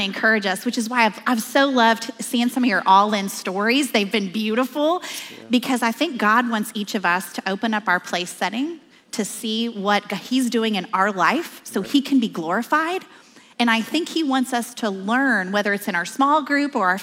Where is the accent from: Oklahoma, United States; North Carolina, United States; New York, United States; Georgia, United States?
Oklahoma, United States; I'm from Oklahoma